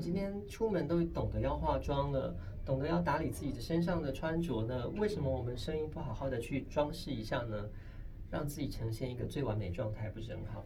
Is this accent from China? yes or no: no; Kaohsiung, Taiwan; moved away; 我有一次呢，回到高雄